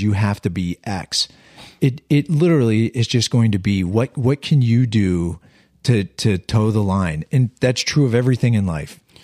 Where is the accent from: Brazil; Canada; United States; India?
United States; Western Pennsylvania; We're all from Western Pennsylvania. I'm from a small steel town in the hills